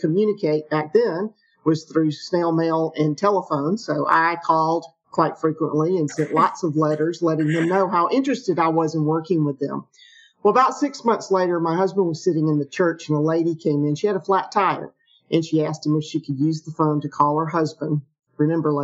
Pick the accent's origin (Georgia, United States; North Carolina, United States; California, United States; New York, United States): Georgia, United States; Atlanta; I grew up in the Atlanta area. I'm one of those rare Atlanta natives